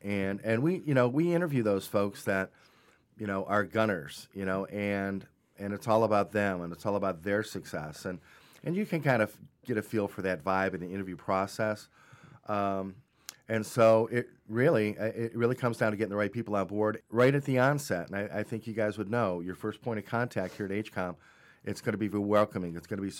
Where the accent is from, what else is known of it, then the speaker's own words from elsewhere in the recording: Cleveland, Ohio, United States; I'm from Cleveland.